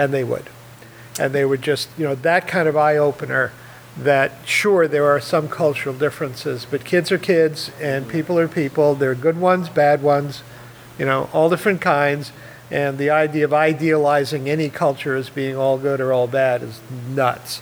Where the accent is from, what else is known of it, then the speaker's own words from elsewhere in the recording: New York City, New York, United States; moved away; I grew up in Manhattan in New York